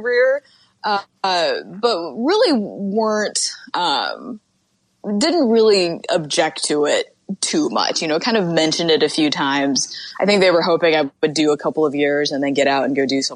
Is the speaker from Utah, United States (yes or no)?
yes; Utah, United States; I grew up in Utah